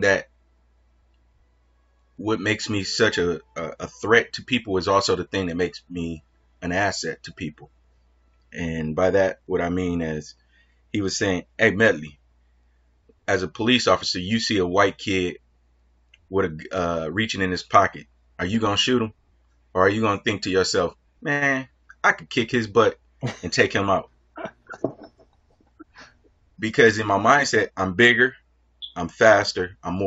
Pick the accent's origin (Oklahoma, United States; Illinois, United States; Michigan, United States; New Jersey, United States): Michigan, United States; Detroit; born and raised Detroit, Michigan